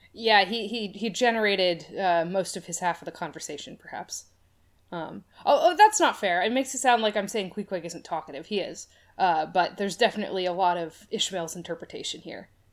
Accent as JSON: {"language": "English", "town": "Boston", "region": "Massachusetts", "country": "United States", "tie": "born or raised there", "said": "I grew up in the Boston area"}